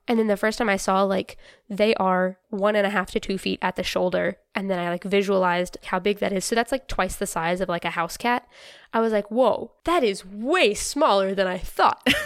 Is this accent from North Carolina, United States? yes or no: yes; North Carolina, United States; I'm from North Carolina